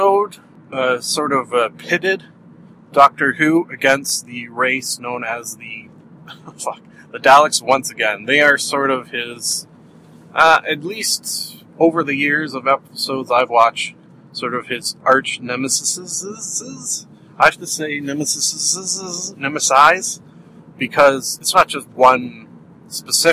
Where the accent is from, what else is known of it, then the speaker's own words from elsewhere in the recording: Canada; accent: Canadian; my Canadian accent